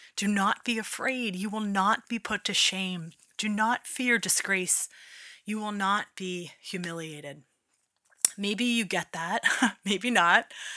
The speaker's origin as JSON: {"language": "English", "town": "Philadelphia", "region": "Pennsylvania", "country": "United States", "accent": "Philly", "said": "my Philly accent is in full effect."}